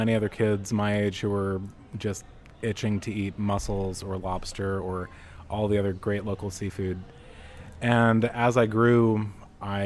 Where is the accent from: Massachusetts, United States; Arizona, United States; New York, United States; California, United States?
New York, United States; eastern Long Island; moved away as an adult; also born or lived in Birmingham, Alabama; now in New Orleans, United States; I grew up on Long Island in the eastern part